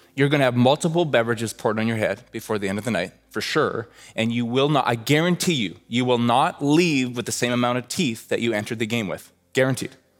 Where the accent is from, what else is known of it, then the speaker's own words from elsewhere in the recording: Red Deer, Alberta, Canada; I grew up in Red Deer, Alberta, like literally halfway between Calgary and Edmonton